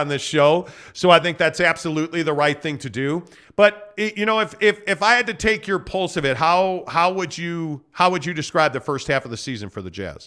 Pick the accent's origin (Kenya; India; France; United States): United States; Chicago, Illinois; a Bulls fan for me growing up in Chicago.